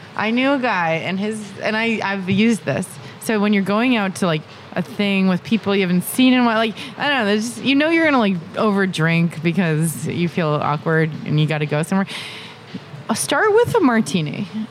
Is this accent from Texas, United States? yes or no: no; Massachusetts, United States; I'm like from Massachusetts